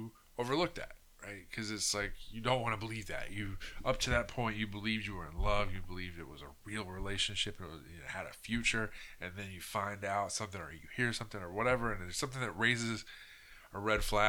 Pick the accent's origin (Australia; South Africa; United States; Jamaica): United States; as an American